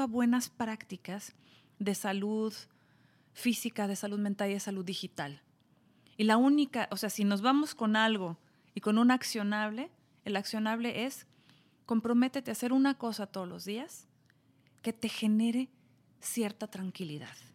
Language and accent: Spanish; Mexico; yo soy mexicana